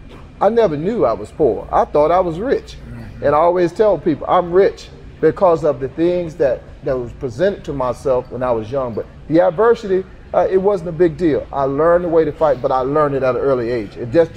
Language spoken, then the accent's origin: English; Emporia, Virginia, United States; growing up in Emporia, Virginia, there's not a lot of office jobs around here.